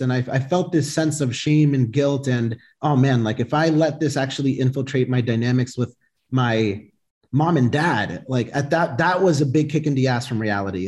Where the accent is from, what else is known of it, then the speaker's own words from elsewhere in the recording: Boston, Massachusetts, United States; I was born here, uh, born and raised in Boston